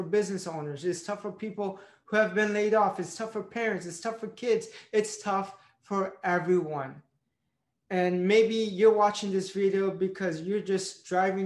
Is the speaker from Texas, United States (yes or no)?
no; Tampa, Florida, United States; moved away as an adult; now in Philadelphia, United States; My first time moving outside of my hometown, Tampa, Florida